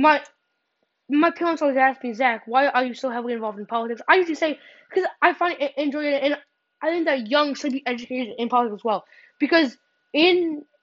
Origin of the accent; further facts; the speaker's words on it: Illinois, United States; I'm from Illinois